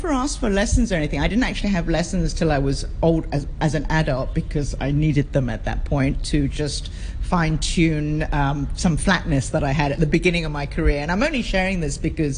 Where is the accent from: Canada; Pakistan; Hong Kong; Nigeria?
Hong Kong; I was born on the island, grew up on the island, grew up in Quarry Bay, went to Quarry Bay School, South Island School